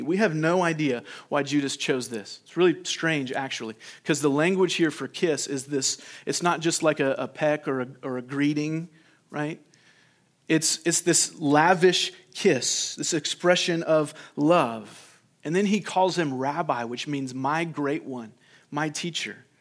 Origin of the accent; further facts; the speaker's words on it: California, United States; when I was a kid growing up in California